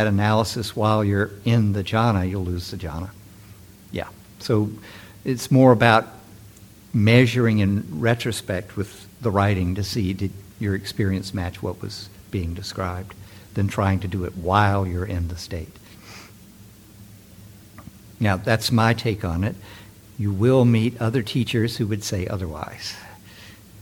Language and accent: English; San Francisco, California, United States; I'm from San Francisco